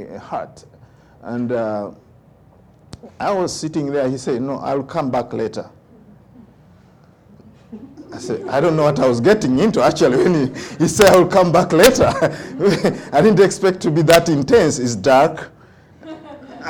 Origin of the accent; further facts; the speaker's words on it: Uganda; first language Luganda; English is a second language; moved away; when I was growing up in Uganda